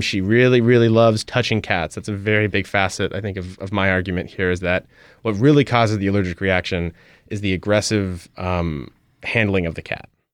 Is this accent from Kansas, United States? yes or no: no; Albuquerque, New Mexico, United States; moved away as an adult; now in New Orleans, United States; We are both from Albuquerque, New Mexico, originally